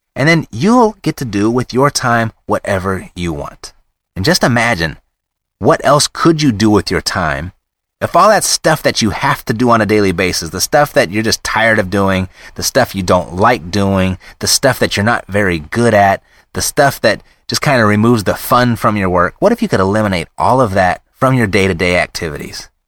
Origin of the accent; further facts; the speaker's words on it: United States; being an American